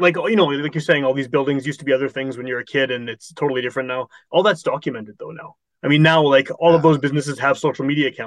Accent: Winnipeg, Manitoba, Canada; the house I grew up in Wolseley from like 1980s

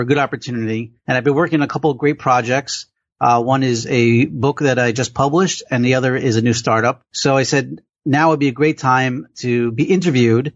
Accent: Passaic, New Jersey, United States; I was born and raised in Passaic, New Jersey.

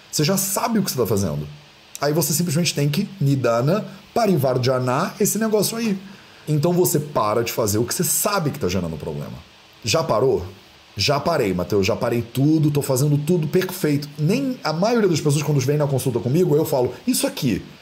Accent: Barbacena, Minas Gerais, Brazil; quando eu era criança pequena lá em Barbacena, que a minha avó me dava, né, esse negócio

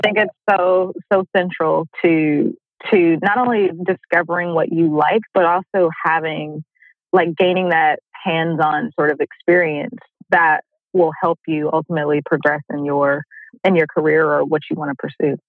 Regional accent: Oakland, California, United States; I'm originally from Oakland, California

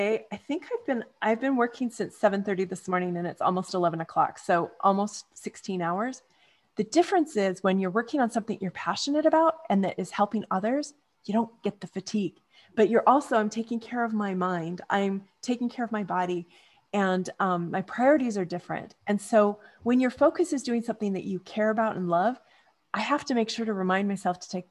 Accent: Canada; also born or lived in California / Manhattan Beach / North Dallas, Texas; now in Dallas, United States; I grew up in Canada.

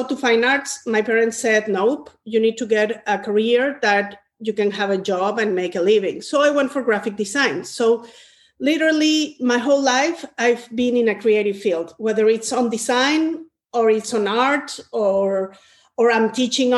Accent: Mexico; moved away; I'm originally from Mexico, and I was born in a family where creativity was

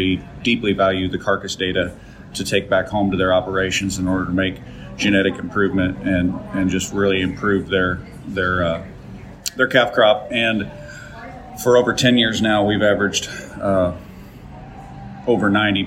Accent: Council Grove, Kansas, United States; I reside in the Flint Hills of Kansas. Council Grove is my hometown

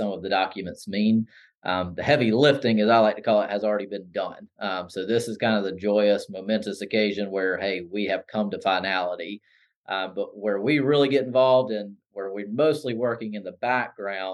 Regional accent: Anderson, South Carolina, United States; I grew up just outside of Anderson in the Williamson-Pelzer area

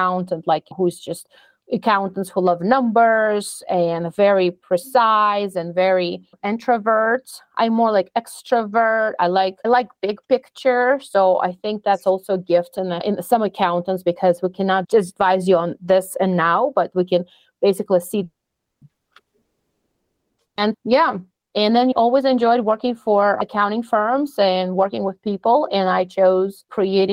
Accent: Russia; also born or lived in Florida, United States; now in Colorado, United States; I came from Russia about 25 years ago.

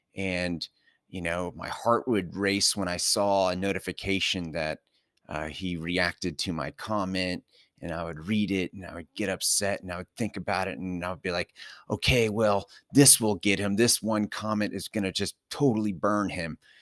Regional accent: Southern California, United States; moved away; also born or lived in New York City metro area; born and raised in Southern California

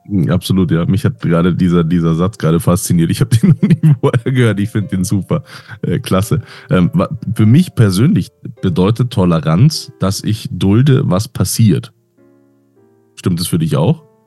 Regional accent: Munich, Bavaria, Germany; Ich bin ja Münchner

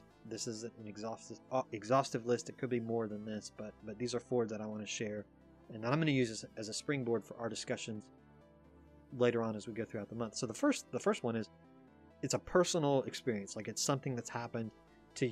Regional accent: East Coast, United States; I grew up on the East Coast

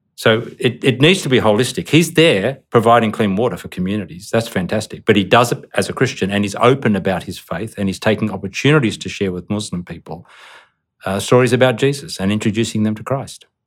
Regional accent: Australia; also born or lived in Indonesia; as an Australian

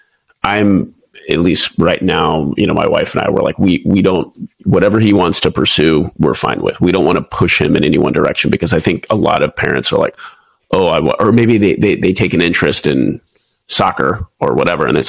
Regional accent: Houston, Texas, United States; moved away as an adult; also born or lived in Waco, Texas / Pensacola, Florida / Lemoore, California / Japan; now in San Diego, United States; I'm originally from Houston, Texas.

